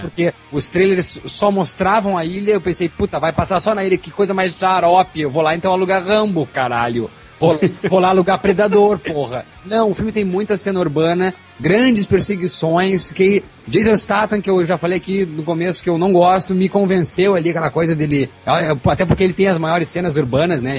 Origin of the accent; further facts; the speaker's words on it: Brazil; Como brasileiro